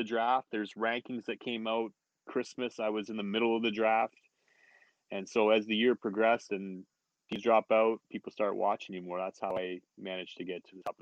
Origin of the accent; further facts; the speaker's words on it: small town in Ontario, Canada; playing Bantam hockey here in our hometown, and we lose in the Ontario finals that particular year